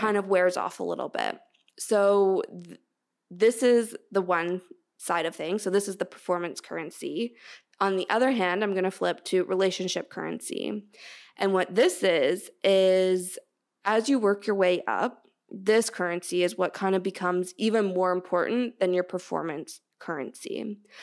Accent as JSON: {"language": "English", "country": "Canada", "said": "I'm Canadian"}